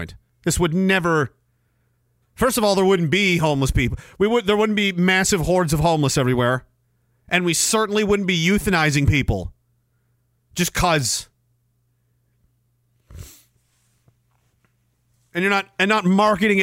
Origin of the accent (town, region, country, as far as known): Canada